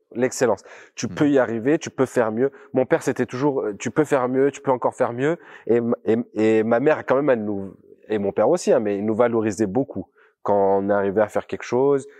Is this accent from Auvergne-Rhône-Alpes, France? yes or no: yes; Grenoble, Auvergne-Rhône-Alpes, France; j'ai grandi dans un, un quartier populaire euh, de la, l'agglomération grenobloise